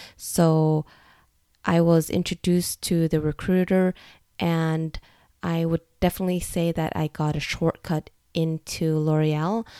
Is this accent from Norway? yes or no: yes; Norway; also born or lived in United States; I'm ethnically Vietnamese, but I was born and raised in Norway